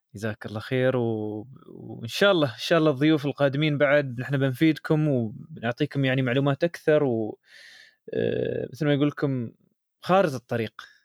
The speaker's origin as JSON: {"language": "Arabic", "country": "United Arab Emirates", "said": "عندنا يعني في الامارات"}